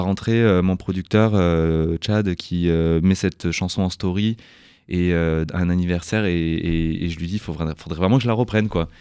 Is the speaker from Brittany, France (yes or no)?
no; Toulouse, Occitania, France; moi, j'ai grandi à Toulouse